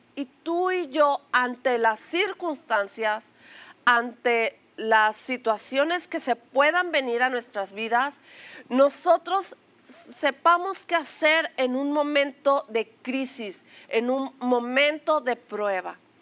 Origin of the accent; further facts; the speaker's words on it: Mexico; una palabra que acostumbramos a decir como mexicanos, a pechugar